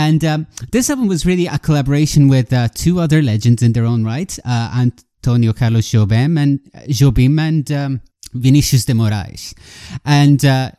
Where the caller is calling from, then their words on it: Galway, Connacht, Ireland; I'm calling in from Galway, Ireland